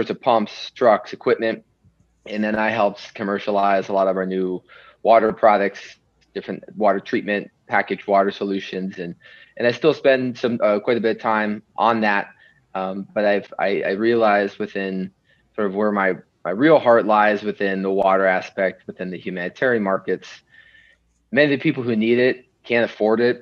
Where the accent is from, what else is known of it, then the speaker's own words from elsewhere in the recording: Los Angeles, California, United States; moved away as an adult; also born or lived in Madison, Wisconsin; now in Chicago, United States; I'm originally from Los Angeles, California. Grew up in the Pacific Ocean